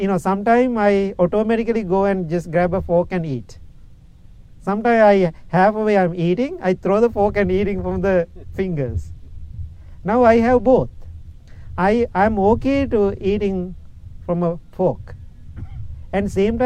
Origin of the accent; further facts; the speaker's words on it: Sri Lanka; English is a second language; moved away as an adult; now in Illinois, United States; I am coming from Sri Lanka. My first 20, 21 years, I was in Sri Lanka.